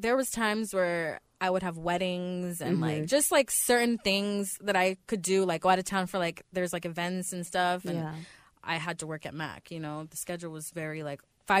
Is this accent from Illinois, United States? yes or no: no; Orlando, Florida, United States; now in Los Angeles, United States; Yeah, Orlando.